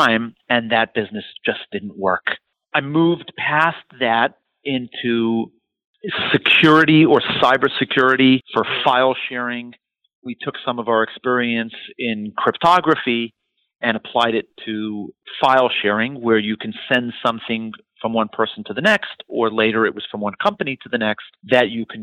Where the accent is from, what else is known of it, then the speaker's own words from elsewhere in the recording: New York City, New York, United States; also born or lived in Israel / Montreal, Canada; I'm born and raised in New York City